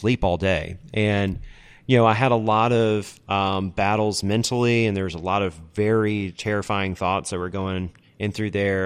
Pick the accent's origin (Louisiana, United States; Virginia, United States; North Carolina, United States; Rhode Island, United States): North Carolina, United States; Charlotte; moved away as an adult; also born or lived in Utah / Chicago; it's my hometown